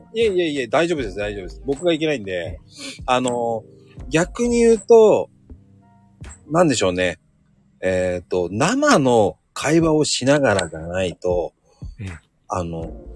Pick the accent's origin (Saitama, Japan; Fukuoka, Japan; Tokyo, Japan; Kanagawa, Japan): Kanagawa, Japan; 僕ね、神奈川なんですよ